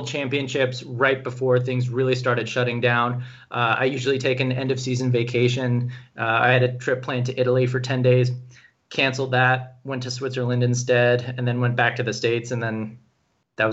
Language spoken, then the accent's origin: English; Kenya; moved away; So I was born in Kenya. I actually have a Kenyan birth certificate. I learned Swahili growing up.